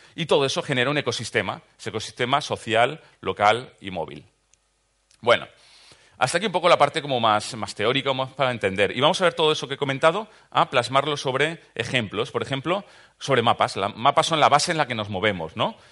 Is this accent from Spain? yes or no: yes; Valencian Community, Spain; soy valenciano, de los del Caloret